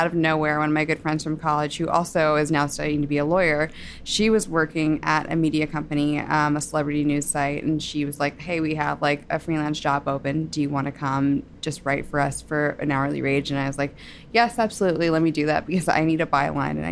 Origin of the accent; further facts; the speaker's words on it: New Jersey, United States; I grew up in New Jersey.